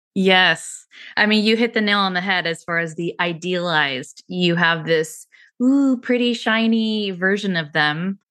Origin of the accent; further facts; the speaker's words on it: San Francisco, California, United States; I grew up in San Francisco